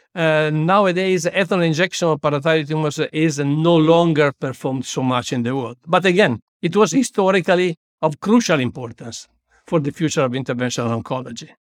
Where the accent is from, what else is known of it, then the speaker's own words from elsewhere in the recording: Busto Arsizio, Lombardy, Italy; also born or lived in Milan; I was born in Bustos, Sitio, a small town twenty-five kilometers far from Milan, near Malpensa Airport